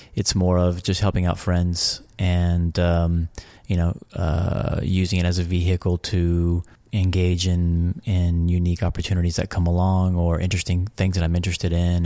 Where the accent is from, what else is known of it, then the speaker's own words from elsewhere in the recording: Abilene, Texas, United States; moved away as an adult; also born or lived in San Antonio, Texas / Lubbock, Texas / Liverpool / Monaco; Born in San Antonio, Texas. Grew up between San Antonio, Lubbock, Texas, and mostly uh, Abilene, Texas. Between age, ages of twelve to twenty-one, I was in Abilene, Texas